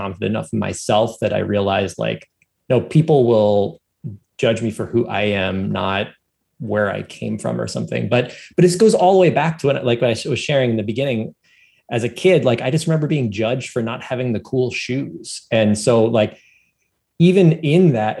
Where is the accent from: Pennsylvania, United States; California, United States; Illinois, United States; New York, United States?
Pennsylvania, United States; Philadelphia; I grew up in Philadelphia